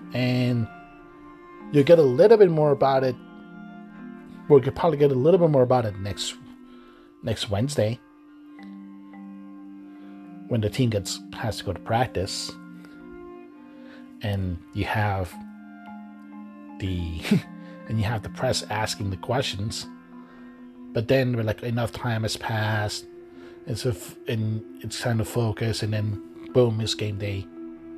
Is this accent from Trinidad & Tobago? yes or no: no; Miami, Florida, United States; I grew up in Miami